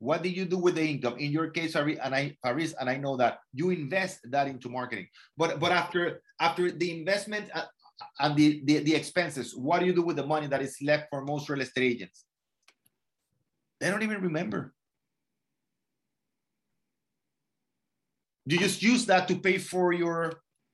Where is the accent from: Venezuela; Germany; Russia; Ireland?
Venezuela; moved away; I'm from Venezuela